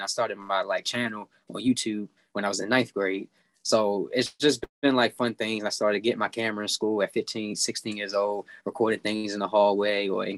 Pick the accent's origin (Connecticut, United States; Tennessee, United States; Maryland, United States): Maryland, United States; Baltimore; Baltimore because, you know, that's my hometown